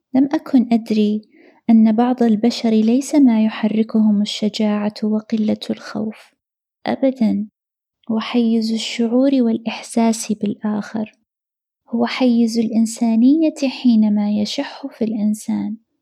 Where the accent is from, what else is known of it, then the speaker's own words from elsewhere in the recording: Riyadh, Riyadh Province, Saudi Arabia; غادرنا الرياض في تلك الفترة. إلى قريتنا الصغيرة، عند جدي